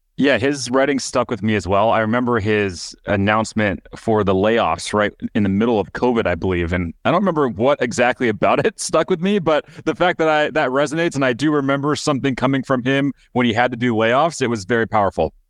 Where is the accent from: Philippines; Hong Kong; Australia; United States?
United States; moved away; also born or lived in Michigan / Wisconsin; when I was growing up, I lived in Michigan, I lived in Wisconsin